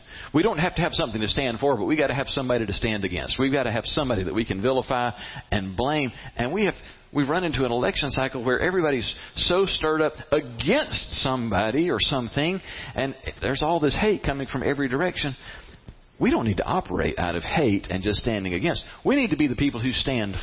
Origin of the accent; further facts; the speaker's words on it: United States; I'm an American